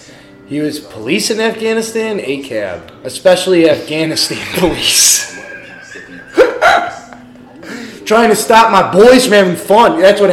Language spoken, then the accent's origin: English; Midwest, United States; Since we're from the Midwest.